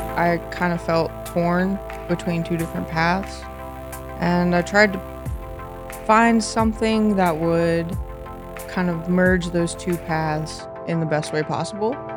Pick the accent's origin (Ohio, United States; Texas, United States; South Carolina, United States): Ohio, United States; Mansfield; I grew up here in the Mansfield area